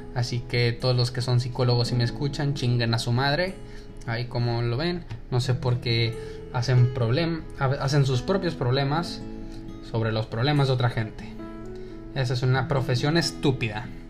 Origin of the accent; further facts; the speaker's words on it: Mexico; accent: Mexican; first language Spanish; also born or lived in El Paso, Texas; now in Dallas-Fort Worth, United States; me dijo que le gustaba mi acento de mexicano hablando inglés